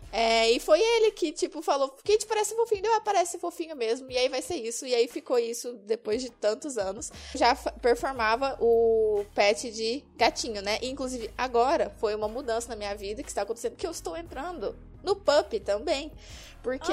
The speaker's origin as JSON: {"language": "Portuguese", "area": "Triângulo Mineiro", "region": "Minas Gerais", "country": "Brazil", "tie": "born or raised there", "also_born_or_lived": "interior of São Paulo", "moved": "yes", "lives_now": "Curitiba, Brazil", "said": "Não sou de Curitiba, na verdade eu sou mineira, nasci no Triângulo Mineiro. Me mudei pro interior de São Paulo"}